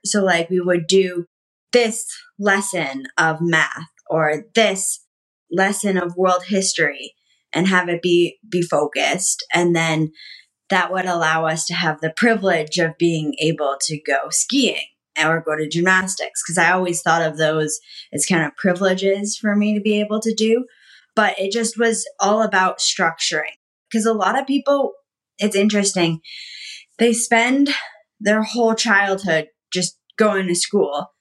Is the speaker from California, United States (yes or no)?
no; Connecticut, United States; I grew up in Connecticut